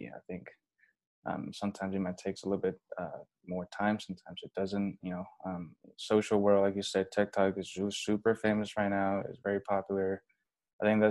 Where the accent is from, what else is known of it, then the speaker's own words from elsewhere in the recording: China; also born or lived in Los Angeles, United States / San Francisco, United States; now in United States; I came from China, you know, landed in LAX around 2010.